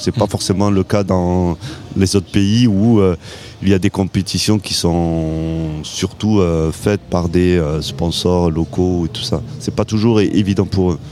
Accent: Montpellier, Occitania, France; chez nous à Montpellier

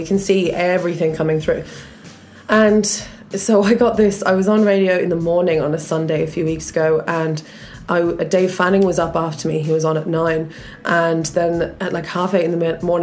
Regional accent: Australia; accent: Australian; moved away as an adult; now in Ireland; from my accent, like, that I'm from Australia

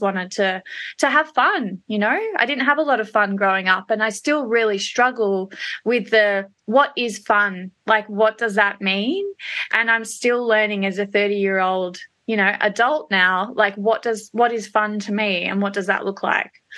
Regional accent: Melbourne, Victoria, Australia; also born or lived in Perth, Australia / London; I'm a Melbourne girl at heart, although I was born and bred in Perth

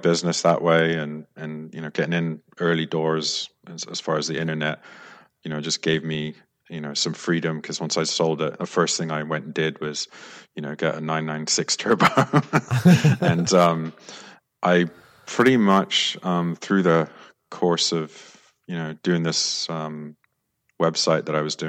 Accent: London, United Kingdom; I suppose as a kid growing up in London, I went to some fancy schools like Hill House, Westminster School, and then the LSE.

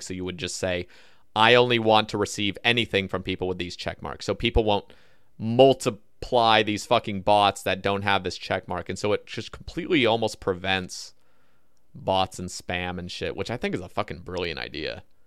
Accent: Oregon, United States; I grew up in Oregon

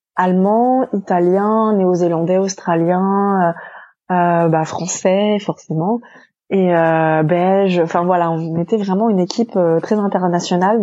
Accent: France; moved away as an adult; also born or lived in New York; now in China; nous Français

